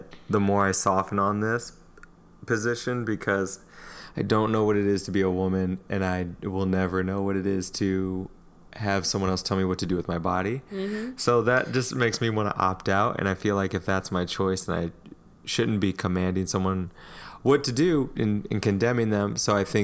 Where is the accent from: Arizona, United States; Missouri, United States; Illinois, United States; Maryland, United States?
Missouri, United States; That's my home state of Missouri